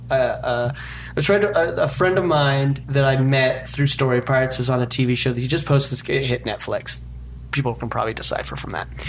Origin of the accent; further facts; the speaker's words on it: Utah, United States; I'm from Utah.